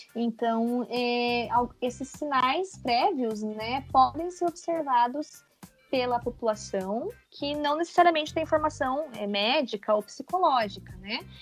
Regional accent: interior of Paraná, Brazil; moved away as an adult; also born or lived in Curitiba, Brazil; now in São Bento do Sul, Brazil; Eu sou do interior do Paraná. Eu sou paranaense, pé vermelho.

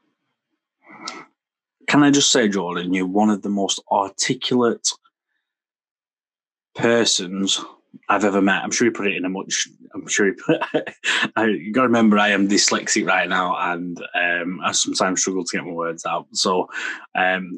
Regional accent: Preston, North West England, United Kingdom; I'm from Lancashire. I'm from Preston in Lancashire.

